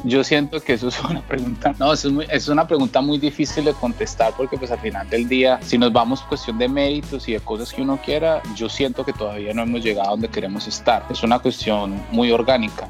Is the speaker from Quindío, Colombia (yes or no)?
no; Pereira, Risaralda, Colombia; moved away as an adult; also born or lived in New York, United States; now in United States; me vine de Colombia a finales de los 90 eh, buscando oportunidades, buscando futuro y queriendo crecer como, músico y de Colombia.